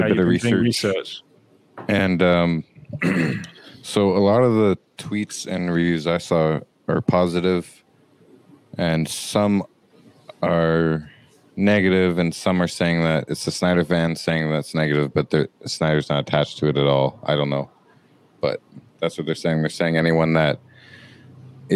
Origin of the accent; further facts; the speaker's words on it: Canada; as a Canadian